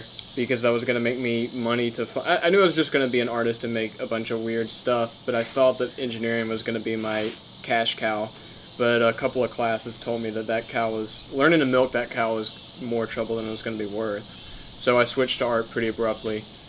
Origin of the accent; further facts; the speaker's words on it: Jackson, Mississippi, United States; I'm from Jackson, Mississippi. I guess I went to MSU, just sort of because it's the obvious choice being from Mississippi.